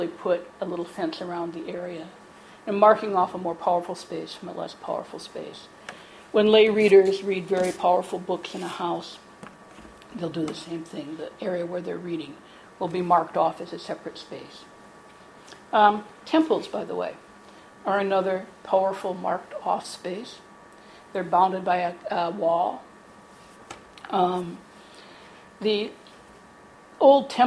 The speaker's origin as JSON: {"language": "English", "country": "United States", "said": "I'm an American"}